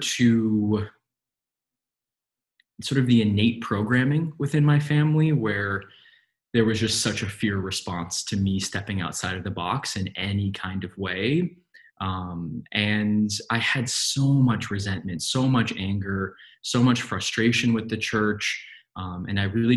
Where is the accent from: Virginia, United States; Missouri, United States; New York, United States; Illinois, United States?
New York, United States; New York City; moved away; I grew up in New York City